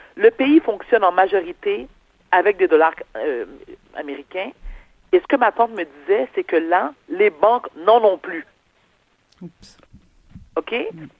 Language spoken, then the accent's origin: French; Quebec, Canada; Mes parents sont nés en Haïti, moi je suis née au Québec.